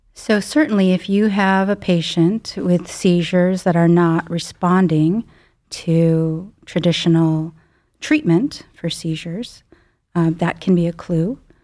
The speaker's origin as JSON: {"language": "English", "area": "Chicago suburbs", "region": "Illinois", "country": "United States", "tie": "born or raised there", "moved": "as an adult", "lives_now": "Cleveland, United States", "said": "I grew up in the Midwest, um, in Chicago suburbs"}